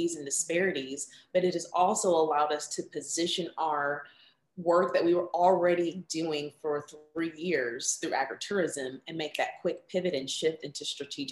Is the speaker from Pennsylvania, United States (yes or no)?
no; Lexington, Kentucky, United States; based here in the city of Lexington, my hometown that I love so much